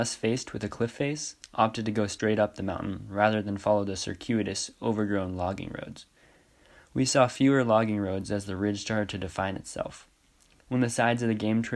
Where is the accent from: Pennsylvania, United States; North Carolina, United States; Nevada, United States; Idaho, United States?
Idaho, United States; Hope; I'm from Hope, Idaho, and I just graduated from Clark Fork High School